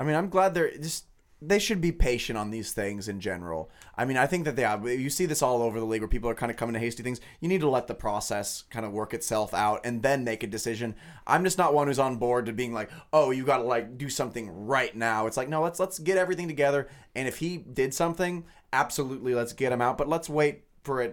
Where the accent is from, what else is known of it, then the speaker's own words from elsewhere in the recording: Lawrence, Kansas, United States; I grew up in Lawrence. I've lived in Lawrence for, you know, twenty-five years